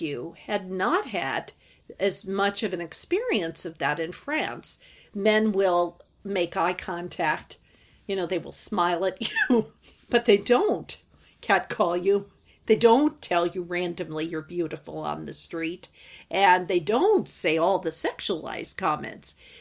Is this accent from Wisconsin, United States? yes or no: yes; northern Wisconsin, United States; I grew up in the Midwest, actually in northern Wisconsin